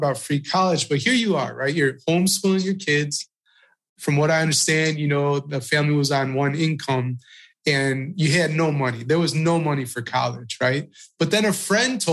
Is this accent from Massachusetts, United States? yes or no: no; Chicago, Illinois, United States; moved away as an adult; also born or lived in Marietta, Georgia / Houston, Texas; now in New York, United States; I grew up, you know, born and raised in Chicago